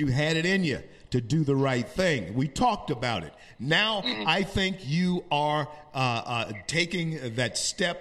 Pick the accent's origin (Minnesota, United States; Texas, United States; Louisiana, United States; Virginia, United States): Louisiana, United States; Shreveport; I grew up in Shreveport, Louisiana, and it was a quiet, quaint little town at the place.